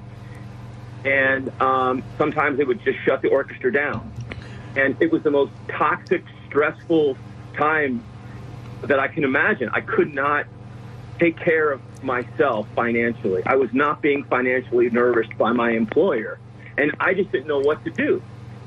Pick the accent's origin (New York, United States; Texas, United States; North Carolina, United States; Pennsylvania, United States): Pennsylvania, United States; Philadelphia; I grew up in Philadelphia in a row house